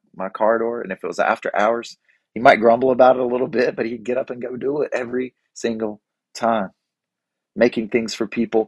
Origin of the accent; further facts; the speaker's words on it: Boiling Springs, North Carolina, United States; I'm from Bowling Springs and I'm the mayor.